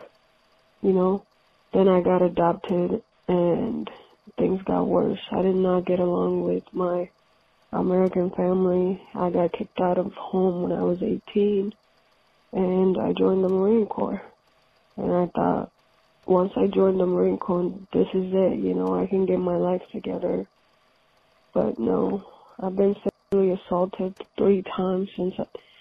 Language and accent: English; Ethiopia; moved away; So I grew up in Ethiopia